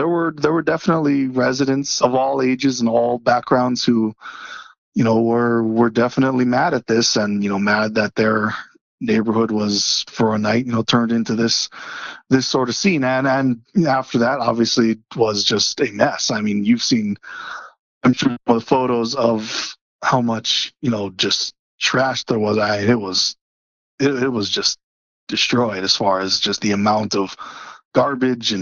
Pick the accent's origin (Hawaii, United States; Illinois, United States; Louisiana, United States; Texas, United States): Hawaii, United States; Kona; now in Boulder, United States; I was born and raised on the Big Island, so did not deal with snow much growing up.